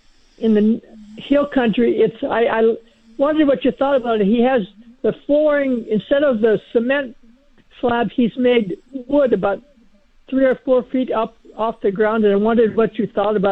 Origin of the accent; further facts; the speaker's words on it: Minnesota, United States; I'm from Minnesota where they have tornadoes